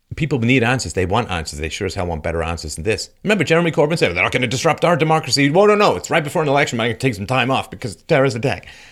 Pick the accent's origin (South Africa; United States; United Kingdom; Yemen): United Kingdom; London; moved away; I grew up in London, and, um, I left in seventy-seven